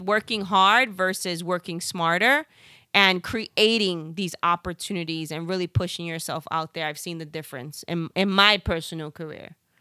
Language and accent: English; New York City, New York, United States; accent: Bronx; my Bronx accent